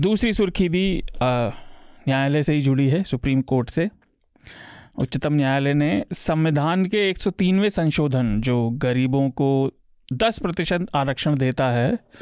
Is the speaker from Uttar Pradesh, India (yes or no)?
yes; Uttar Pradesh, India; मैं यूपी से आता हूँ